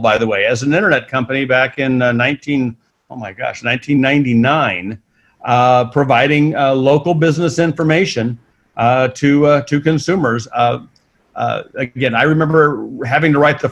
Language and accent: English; Missouri, United States; moved away as an adult; also born or lived in St. Louis, Missouri / Santa Monica, California; I'm from Missouri, not the luxury capital of the world